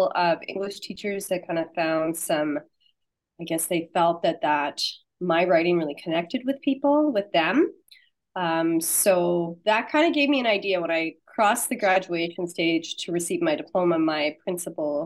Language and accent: English; Saskatchewan, Canada; I'm from Saskatchewan, Canada